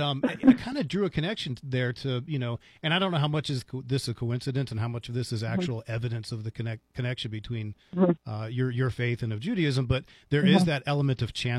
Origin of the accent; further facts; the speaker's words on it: Falls Church, Virginia, United States; the synagogue where I grew up in Falls Church, Virginia